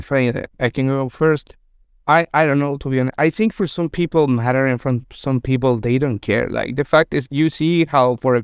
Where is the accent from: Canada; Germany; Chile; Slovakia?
Chile; English is a second language; moved away as an adult; I've been working in the gaming industry for almost 7 years. I moved from Chile to here, so I wasn't aware of what was happening. And when I arrived here 6 years ago, it wasn't the same.